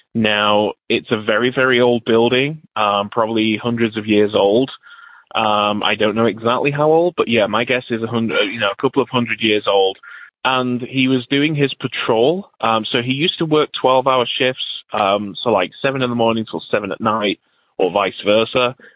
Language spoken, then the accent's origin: English; England, United Kingdom; now in United States; I'm originally from England, but now live in the USA.